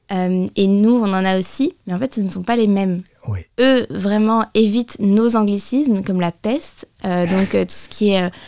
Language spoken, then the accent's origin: French; United States; accent: American; Moi, j'ai grandi avec l'accent américain.